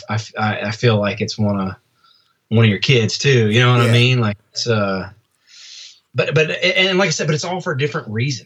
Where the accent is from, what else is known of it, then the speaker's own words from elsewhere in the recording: Nashville, Tennessee, United States; also born or lived in Albany, New York; I was born in Albany. We moved down here we moved here when I had to be maybe 3 years old or something like that. And so, yeah, man, Nashville's always been home.